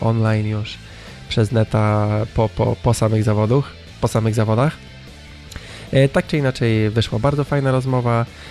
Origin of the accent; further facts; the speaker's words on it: northern Poland, Poland; jestem z północy człowiek